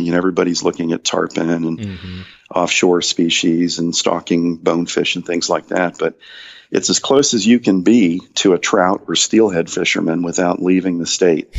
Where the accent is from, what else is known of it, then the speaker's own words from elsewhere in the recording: Central Florida, United States; I grew up here in Central Florida